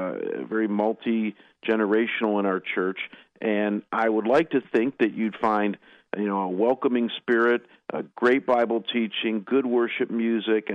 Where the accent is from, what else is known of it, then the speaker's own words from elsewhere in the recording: Cleveland, Ohio, United States; moved away; also born or lived in Detroit; I was born and raised on the east side of Cleveland